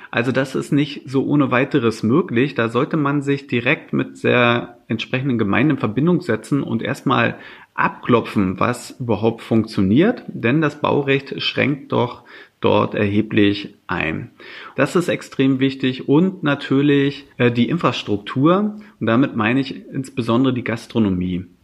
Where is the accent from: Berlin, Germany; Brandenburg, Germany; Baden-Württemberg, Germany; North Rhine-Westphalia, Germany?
Brandenburg, Germany; Ja, meine alte Heimat.